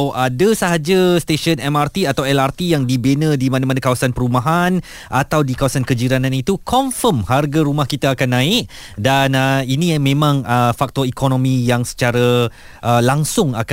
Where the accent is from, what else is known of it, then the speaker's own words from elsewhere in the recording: Klang, Selangor, Malaysia; Saya membesar di sana, di Kelang.